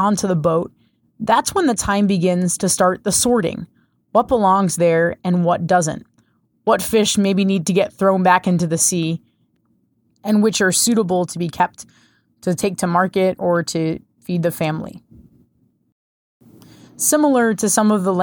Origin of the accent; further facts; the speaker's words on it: Rhode Island, United States; I grew up in Rhode Island